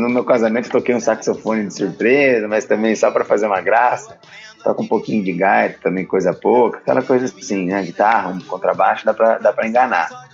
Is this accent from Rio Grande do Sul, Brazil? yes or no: no; Taubaté, São Paulo, Brazil; eu sou do interior de São Paulo, Taubaté